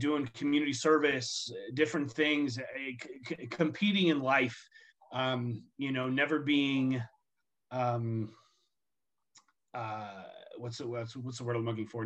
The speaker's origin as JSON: {"language": "English", "region": "Southern California", "country": "United States", "tie": "born or raised there", "moved": "yes", "lives_now": "Arizona, United States", "said": "growing up in Southern California"}